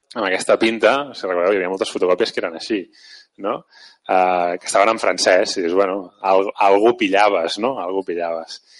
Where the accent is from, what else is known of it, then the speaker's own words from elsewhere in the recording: Mataró, Catalonia, Spain; jo de Mataró, no? de fet encara sóc de Mataró